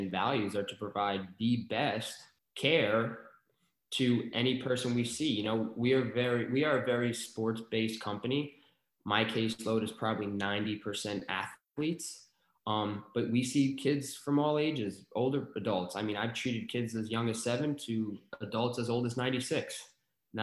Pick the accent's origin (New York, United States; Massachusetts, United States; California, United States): New York, United States; moved away as an adult; also born or lived in Arizona; now in Maryland, United States; I'm from New York